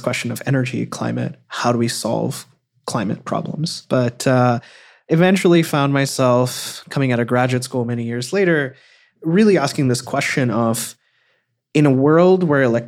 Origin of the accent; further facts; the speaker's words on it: Cyprus; moved away; also born or lived in India; I grew up most of my life actually in the Eastern Mediterranean in a small country called Cyprus. And I was born in India though